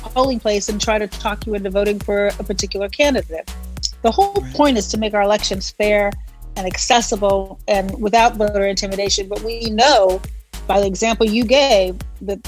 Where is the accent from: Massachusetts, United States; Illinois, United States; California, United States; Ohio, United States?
Illinois, United States; Chicago; I'm from Chicago.